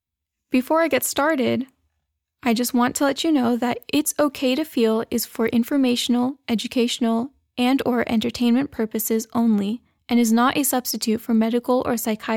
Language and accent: English; United States; So like I mentioned, I am a Pakistani American, and being a female, there's a lot of expectations that I hold myself to.